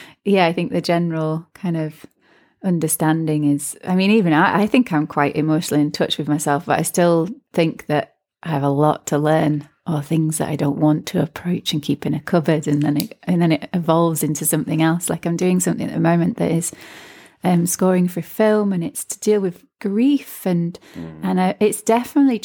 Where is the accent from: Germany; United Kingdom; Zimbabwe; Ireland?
Ireland; growing up in Ireland